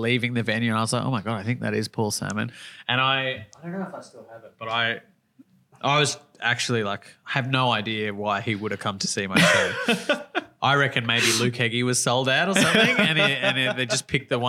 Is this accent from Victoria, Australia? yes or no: yes; Victoria, Australia; also born or lived in Sydney; I growing up in Victoria